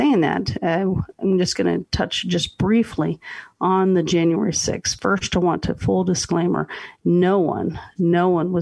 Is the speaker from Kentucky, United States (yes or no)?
no; Texas, United States; I was from Texas, so hockey was not a big sport in Texas